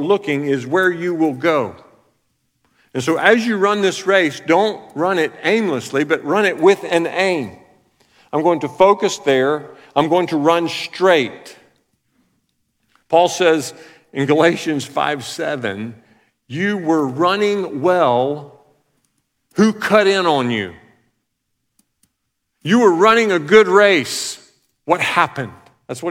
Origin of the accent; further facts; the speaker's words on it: Alabama, United States; I'm from Alabama